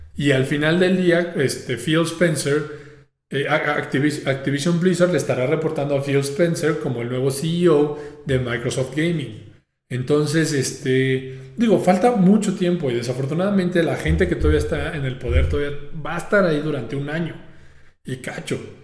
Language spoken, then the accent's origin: Spanish; Mexico; como mexicano